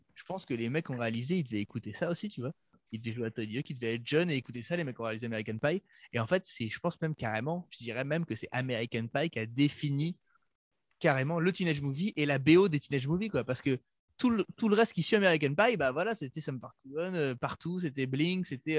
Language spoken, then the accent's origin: French; France; comme on est français